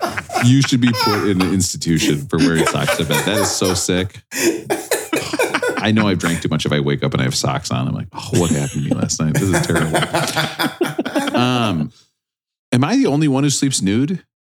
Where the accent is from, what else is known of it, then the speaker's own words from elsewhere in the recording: near Cannon Falls, Minnesota, United States; moved away; also born or lived in New York; this album is recorded close to my hometown in Cannon Falls at Pachyderm Studio.